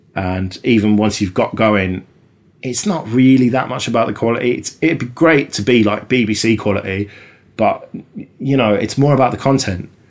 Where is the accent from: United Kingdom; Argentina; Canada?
United Kingdom; us Brits